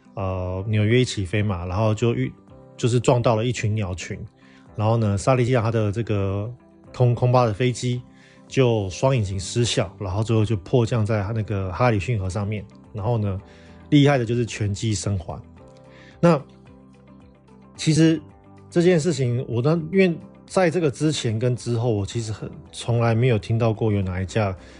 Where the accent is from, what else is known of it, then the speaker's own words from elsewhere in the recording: northern Taiwan, Taiwan; 我们台湾人习惯的湿度是五六十趴以上嘛。甚至像，呃，我们住在北部地方，有时候常常常年都是六七十趴的相对湿度